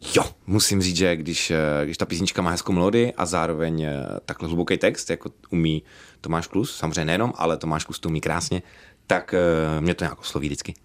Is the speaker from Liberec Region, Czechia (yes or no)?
no; Dvůr Králové nad Labem, Hradec Králové Region, Czechia; A já pocházím ze Dvora Králové, což je kousíček do Polska.